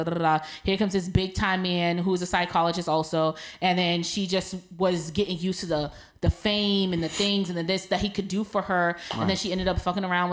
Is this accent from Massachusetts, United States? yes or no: yes; Boston, Massachusetts, United States; I'm from Mattapan